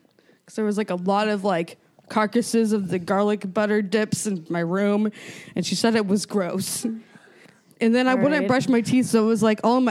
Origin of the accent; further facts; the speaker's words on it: Raytown, Missouri, United States; born there; I was born in Raytown.